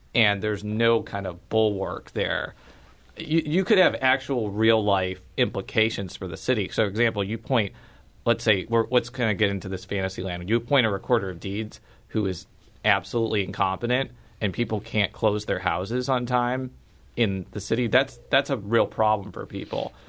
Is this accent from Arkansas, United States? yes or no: no; Chicagoland suburbs, Illinois, United States; now in St. Louis, United States; I'm from the Chicagoland suburbs